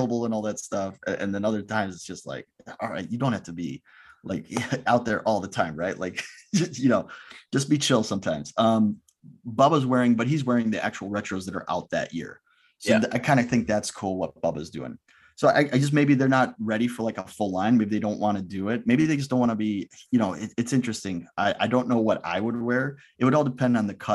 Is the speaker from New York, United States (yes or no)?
no; Chicago, Illinois, United States; I'm from Chicago